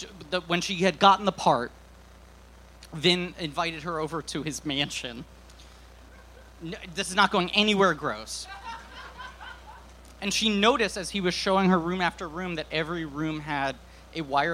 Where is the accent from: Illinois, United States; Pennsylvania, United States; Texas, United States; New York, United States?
New York, United States; New York City; I grew up in New York City.